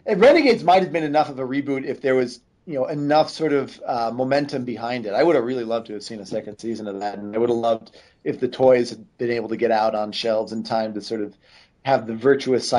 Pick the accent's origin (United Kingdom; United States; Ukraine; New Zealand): United States; North Babylon, New York; I grew up in North Babylon, New York